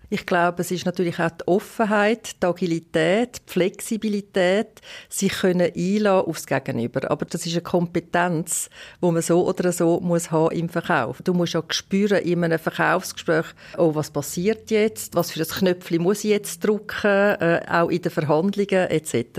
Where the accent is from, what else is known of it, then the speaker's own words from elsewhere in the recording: Western Switzerland, Romandy, Switzerland; und zusätzlich bin ich auch in der Westschweiz aufgewachsen